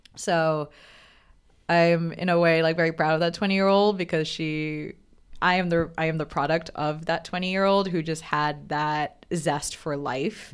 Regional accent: Bangladesh; moved away as an adult; also born or lived in Providence, Rhode Island, United States; now in New York, United States; growing up in Bangladesh

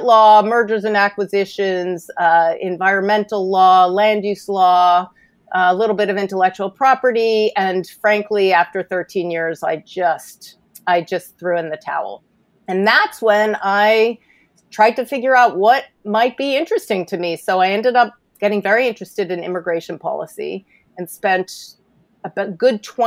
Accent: New York City, New York, United States; I'm a native New York City girl

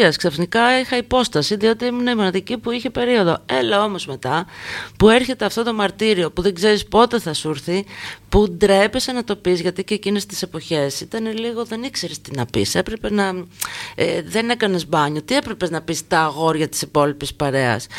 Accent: Volos, Thessaly, Greece; Και εγώ, και εγώ στο Βόλο

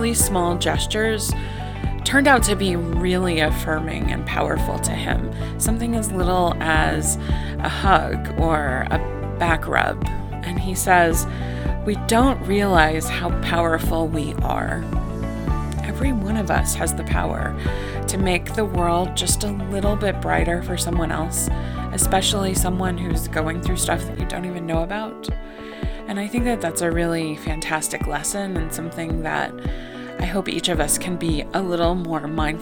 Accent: Mountain Home, Arkansas, United States; moved away as an adult; also born or lived in Dallas; I was living back in my hometown of Mountain Home, Arkansas

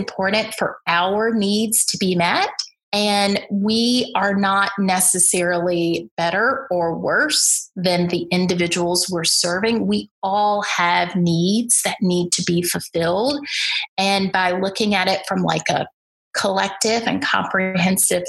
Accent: Birmingham, Alabama, United States; I grew up in the Deep South in Birmingham, Alabama

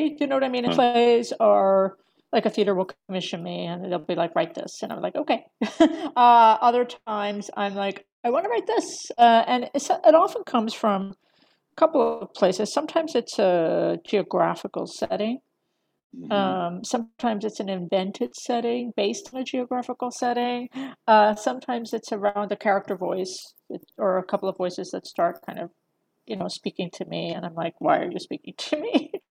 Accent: Eastern Seaboard, United States; also born or lived in Philadelphia / Utah / California; I was born in Philadelphia, grew up mostly along the Eastern Seaboard in New Jersey, Florida, North Carolina. But there was like a stint in Utah for a while, and then there was a long stint in California.

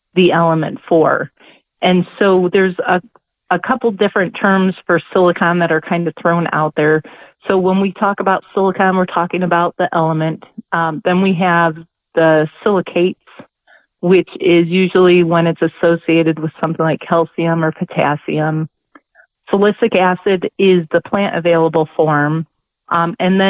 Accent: Northwest Ohio, United States; I am from Northwest Ohio, born and raised in the Midwest.

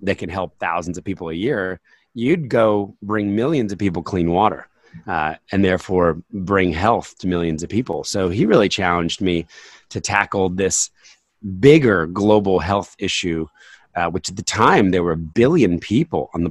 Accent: New Jersey, United States; now in Pennsylvania, United States; I grew up in New Jersey, you know, there were ponds around us

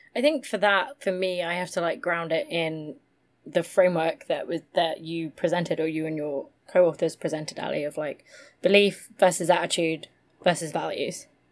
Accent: Massachusetts, United States; I grew up grew up in the Massachusetts politics bubble

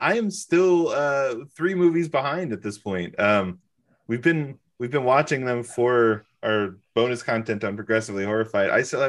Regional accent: California, United States; moved away; I grew up largely in California.

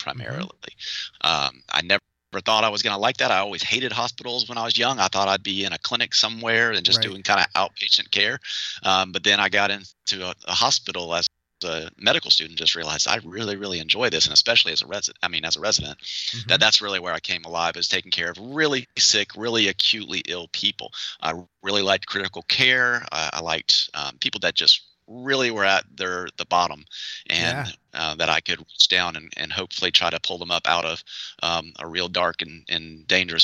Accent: outside of Atlanta, Georgia, United States; moved away as an adult; also born or lived in Augusta, Georgia; now in Columbia, United States; I grew up outside of Atlanta

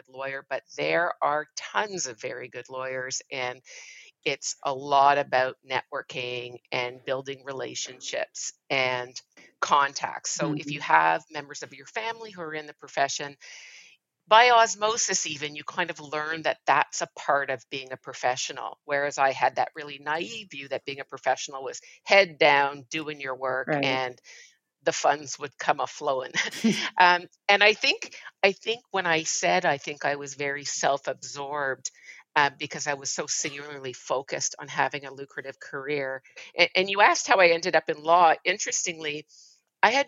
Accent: Montreal, Quebec, Canada; I grew up in Montreal, Canada. Raised there most of my life by my mother.

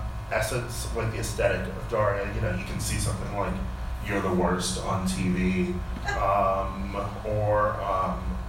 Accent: Milwaukee, Wisconsin, United States; I'm from Milwaukee

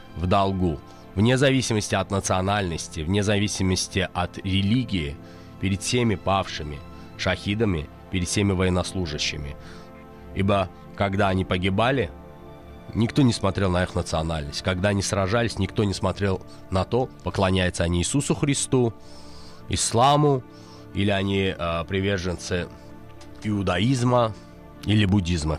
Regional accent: Azerbaijan; Мы все азербайджанцы

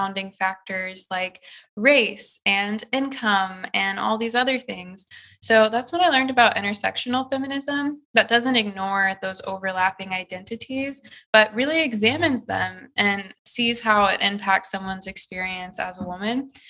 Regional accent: Midwest, United States; moved away as an adult; now in California, United States; I just knew as a Midwesterner that I wanted to come to California.

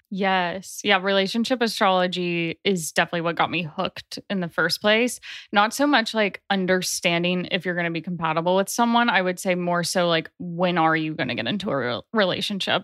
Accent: Nashville, Tennessee, United States; also born or lived in Chicago, Illinois; I grew up in Nashville, Tennessee. I was born in Chicago

